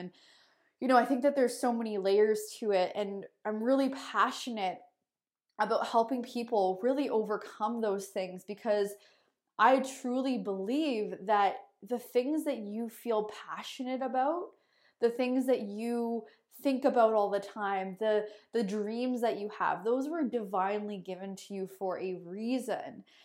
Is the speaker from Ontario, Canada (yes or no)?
yes; Sarnia, Ontario, Canada; moved away as an adult; now in Kelowna, Canada; I'm originally from Sarnia, Ontario. I live in Kelowna, British Columbia now